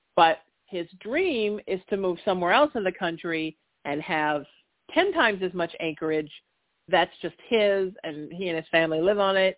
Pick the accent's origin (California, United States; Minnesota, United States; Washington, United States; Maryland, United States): California, United States; Huntington Beach; in my hometown of Huntington Beach